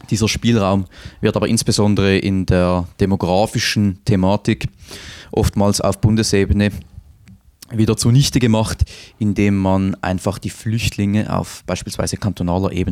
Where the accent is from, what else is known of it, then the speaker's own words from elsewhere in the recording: Winterthur, Zurich, Switzerland; Also beispielsweise in meiner Heimatstadt Winterthur, da gibt es Viertel, ähm, da ist der Ausländeranteil, also wirklich der Anteil, ähm, der keinen Schweizer Pass besitzt, bereits über 40 Prozent